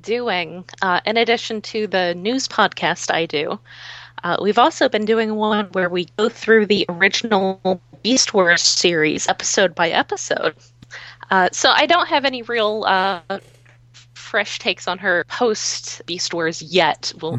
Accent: Bronx, New York, United States; because, you know, I'm also from the Bronx.

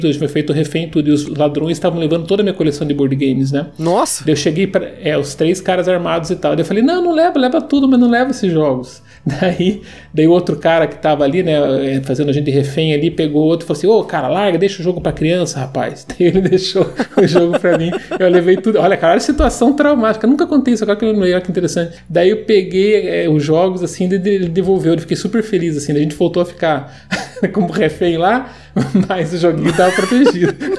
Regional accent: Curitiba, Paraná, Brazil; Eu sou curitibano, né? Eu sei da, do que a gente vive aqui

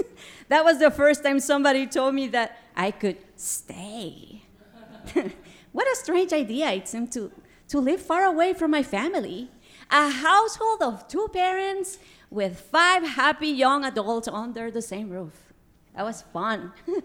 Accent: Guatemala; moved away as an adult; also born or lived in Minnesota; growing up in Guatemala

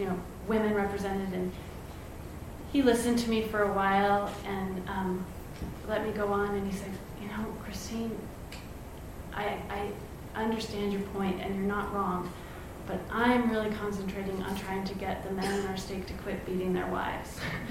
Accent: the South, Southern United States, United States; I'm a Southerner

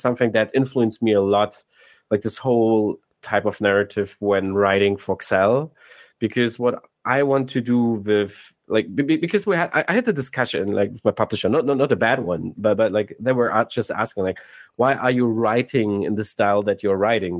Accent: Cologne, North Rhine-Westphalia, Germany; moved away as an adult; now in Hamburg, Germany; we're originally from Cologne, then we moved to Hamburg for the jobs

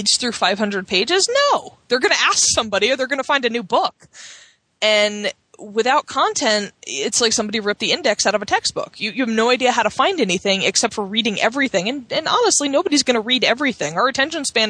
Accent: Cape May, New Jersey, United States; I grew up in Cape May in New Jersey

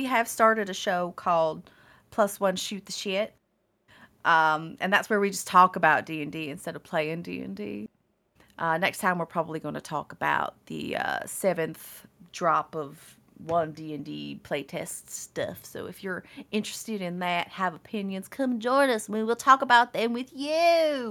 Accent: the South, United States; To be fair, I'm from the South, so I have a little bit of...

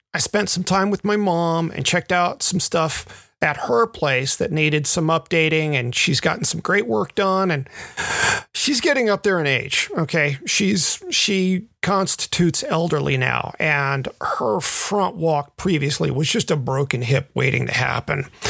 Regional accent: Memphis, Tennessee, United States; moved away; a nearly born and bred Mem fan, certainly bred, if not born

